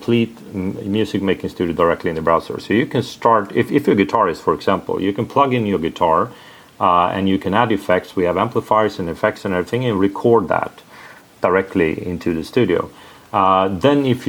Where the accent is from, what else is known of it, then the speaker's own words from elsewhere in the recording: Sweden; English is a second language; I'm from Sweden